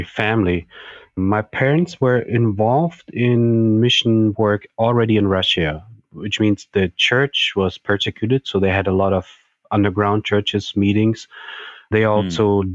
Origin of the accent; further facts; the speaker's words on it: Germany; English is a second language; also born or lived in Estonia; I am originally from Germany, even though I was born in Estonia